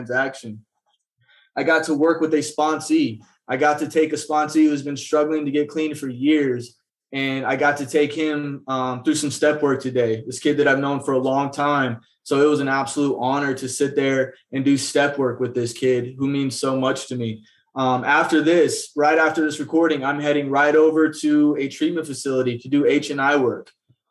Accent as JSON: {"language": "English", "town": "Phoenix", "region": "Arizona", "country": "United States", "tie": "born or raised there", "said": "I was born right here in Phoenix, Arizona, more specifically the Maryvale area."}